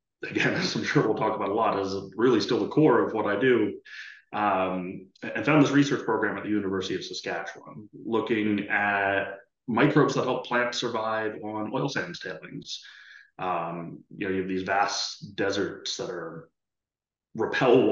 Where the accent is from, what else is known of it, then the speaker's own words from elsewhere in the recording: Philadelphia, Pennsylvania, United States; moved away as an adult; also born or lived in Elmira, New York / Canada; I grew up in the East Coast US in the Philadelphia area